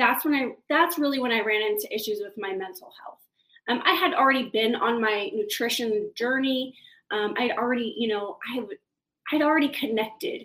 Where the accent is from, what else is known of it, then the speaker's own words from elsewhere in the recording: Kansas City, Missouri, United States; moved away as an adult; also born or lived in San Diego; I grew up in Kansas City, originally not from Kansas City, but I moved there early when I was about 13 years old. Grew up there on the Missouri side